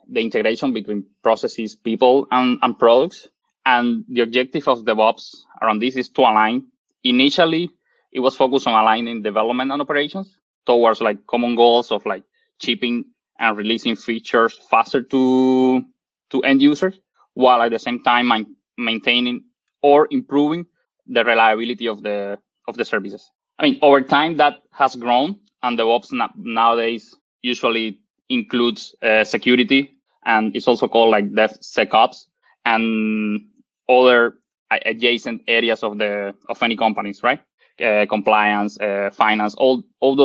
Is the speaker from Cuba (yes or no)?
yes; Cuba; moved away as an adult; also born or lived in Ottawa, Canada; now in Canada; I'm originally from Cuba, and I did my bachelor degree in Cuba.